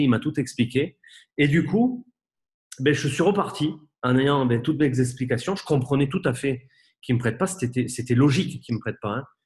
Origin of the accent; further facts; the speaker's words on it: Bordeaux, Nouvelle-Aquitaine, France; je suis bordelais